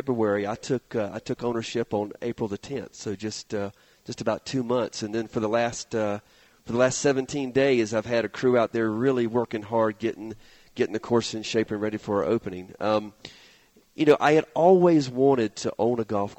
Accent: North Carolina, United States; moved away as an adult; also born or lived in Philippines; now in Colorado, United States; I'm originally from North Carolina, but I had just moved from the Philippines. I had been working overseas for more than a decade

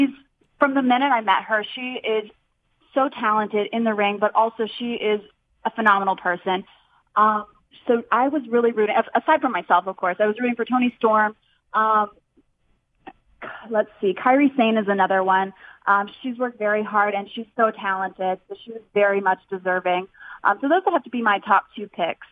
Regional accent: Central Florida, United States; I'm born and raised in Central Florida

